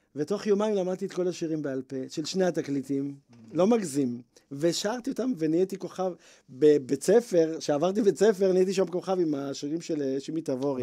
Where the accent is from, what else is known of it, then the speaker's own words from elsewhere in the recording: Bnei Brak, Tel Aviv District, Israel; גדלתי בבית חרדי בבני ברק